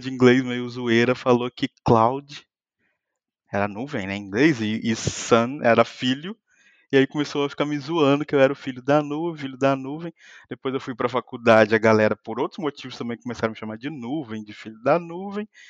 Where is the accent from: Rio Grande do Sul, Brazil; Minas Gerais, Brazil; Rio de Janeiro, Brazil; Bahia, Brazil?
Minas Gerais, Brazil; Muriaé; moved away as an adult; also born or lived in São Paulo; now in Lisbon, Portugal; sou mineiro de uma cidadezinha bem pequena chamada Muriaé